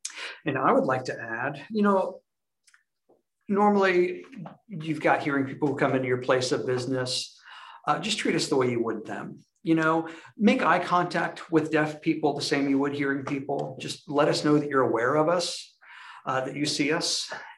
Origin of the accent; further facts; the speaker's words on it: Minnesota, United States; now in Oxford, United States; I'm from Minnesota. I moved to Alabama about 6 years ago, and I live in Oxford as well.